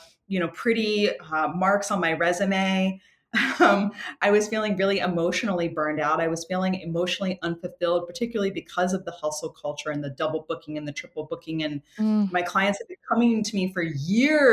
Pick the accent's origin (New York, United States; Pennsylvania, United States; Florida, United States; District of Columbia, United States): District of Columbia, United States; Washington; I come from Washington, D.C. I have a whole like East Coast vibe